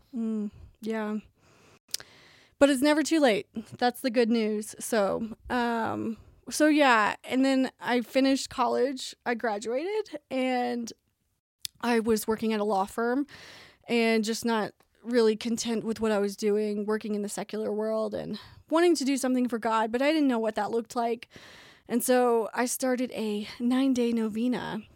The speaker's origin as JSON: {"language": "English", "town": "Tulsa", "region": "Oklahoma", "country": "United States", "tie": "born or raised there", "said": "moved back home to Tulsa and then finished at Saint Gregory's in my hometown"}